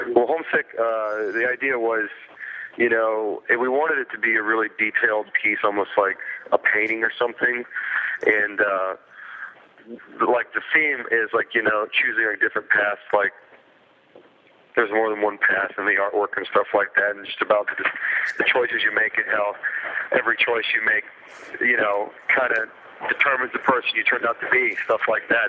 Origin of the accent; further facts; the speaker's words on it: Ocala, Florida, United States; we're from Ocala, Florida. It's a place in Central Florida, and uh, you know it's a small town.